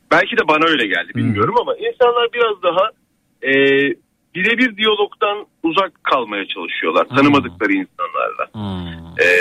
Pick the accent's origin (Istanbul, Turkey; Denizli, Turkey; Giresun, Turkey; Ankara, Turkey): Giresun, Turkey; Eynesil; moved away; aslen Giresunluyum bu arada ben.